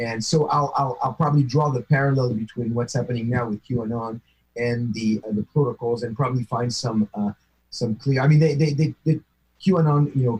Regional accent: near Paris, Île-de-France, France; moved away; my hometown near Paris on that kosher supermarket that I used to go there all the time because that's where I used to live

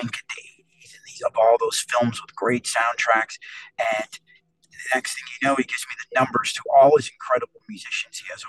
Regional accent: East Coast, United States; I'm a total East Coast guy

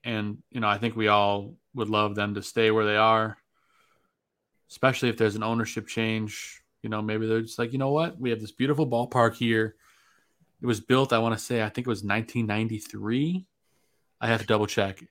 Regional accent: Chicago, Illinois, United States; now in Saint Joseph, United States; I'm a Chicagoan living in Saint Joseph, Michigan

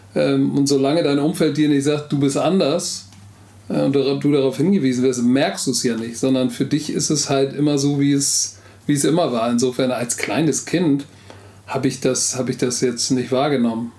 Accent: Hamburg, Germany; first language German; Egal, wo du mich in Hamburg rauslässt, ich weiß Bescheid, das ist meine Heimat.

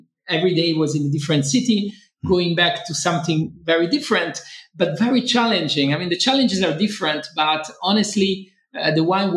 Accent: Rome, Lazio, Italy; I was born in Rome indeed, and I grew up in Rome mostly of my young days

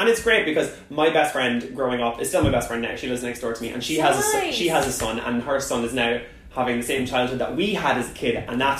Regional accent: Ireland; moved away as an adult; now in United Kingdom; growing up in Ireland was very different because I grew up kind of in the countryside. So I grew up in a town that was on the border to Northern Ireland. So I grew up on the border between the north and the south, like, really, really close.

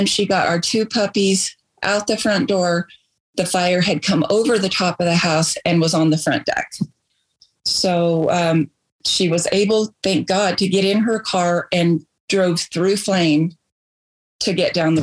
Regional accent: Portales, New Mexico, United States; moved away as an adult; now in Ruidoso, United States; We moved here from Portales, the area that both my husband and I grew up

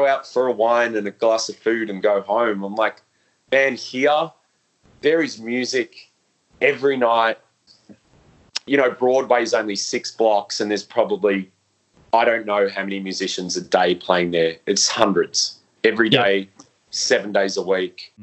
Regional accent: Melbourne, Victoria, Australia; growing up in Melbourne and in the scene

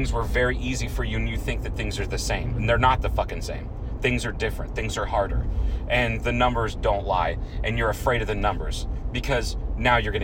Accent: Troy, Ohio, United States; my hometown, Troy, Ohio

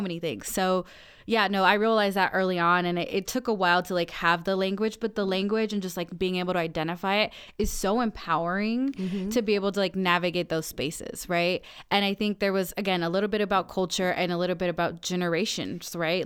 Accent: Aurora, Colorado, United States; we are both from Aurora

